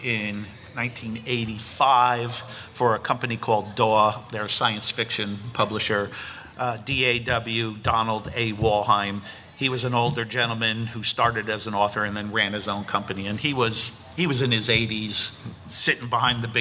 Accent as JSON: {"language": "English", "region": "New Jersey", "country": "United States", "tie": "born or raised there", "said": "I grew up in New Jersey"}